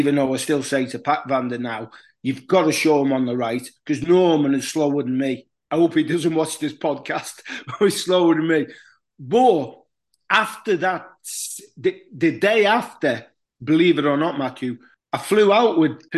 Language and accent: English; Huyton, North West England, United Kingdom; also born or lived in Liverpool; a kid who was brought up in Highton, which is just outside Liverpool. I was born in Liverpool.